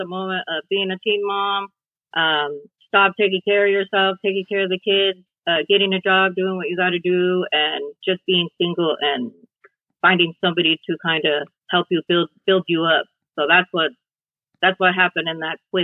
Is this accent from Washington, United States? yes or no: yes; Pasco, Washington, United States; now in Prosser, United States; I grew up in Pasco, Washington. And I lived there most of my life.